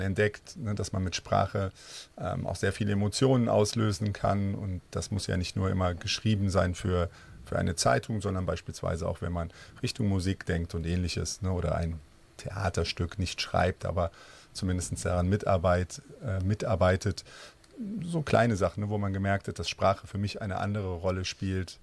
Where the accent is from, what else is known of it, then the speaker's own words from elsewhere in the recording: North Rhine-Westphalia, Germany; Ich selber bin Rheinländer, klassisch im Rheinland mhm. geboren und auch aufgewachsen.